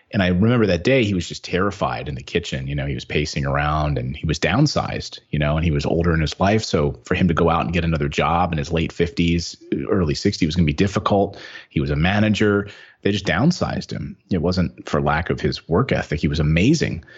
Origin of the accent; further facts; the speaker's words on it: Philadelphia, Pennsylvania, United States; moved away as an adult; move to Philadelphia, back home, my hometown